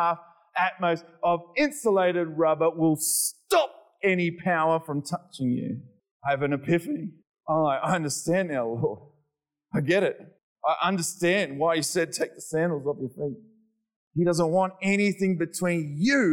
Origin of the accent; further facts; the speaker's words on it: Australia; I'm Australian